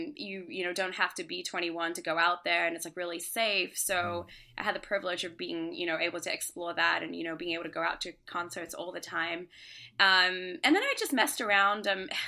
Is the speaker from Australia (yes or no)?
yes; Australia; also born or lived in Singapore; now in Brooklyn, United States; Yeah, so I grew up in Singapore, Australia. I grew up in Australia and then Singapore. And then I actually came here for university.